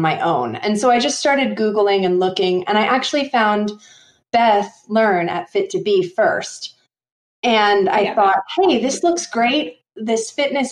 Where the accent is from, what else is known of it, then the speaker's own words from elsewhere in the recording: New York, United States; now in Idaho, United States; I live here in Idaho. I grew up in New York.